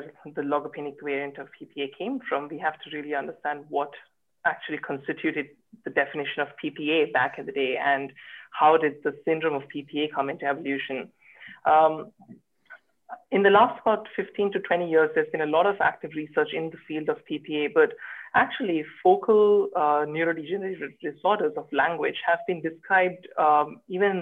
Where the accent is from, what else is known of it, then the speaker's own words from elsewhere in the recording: Bangalore, Karnataka, India; moved away as an adult; also born or lived in Sydney, Australia; now in Cambridge, United Kingdom; I am originally from Bangalore in India